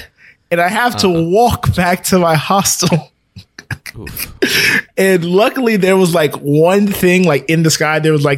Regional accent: United States; I'm American

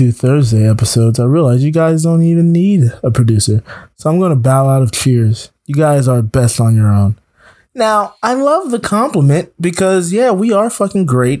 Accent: South Florida, United States; now in Atlanta, United States; I'm from South Florida.

